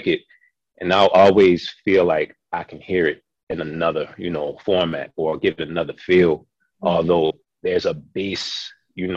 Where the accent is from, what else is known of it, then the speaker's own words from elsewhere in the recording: Baltimore, Maryland, United States; I'm from Baltimore City, born and raised